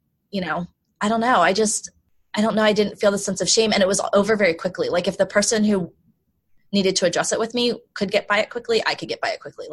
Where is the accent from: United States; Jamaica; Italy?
United States; Baltimore, Maryland; also born or lived in South Korea; I grew up in Baltimore, which is a pretty diverse place.